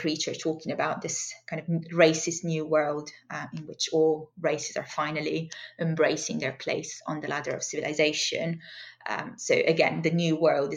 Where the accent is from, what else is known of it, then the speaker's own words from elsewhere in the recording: Italy; moved away; I'm from Italy originally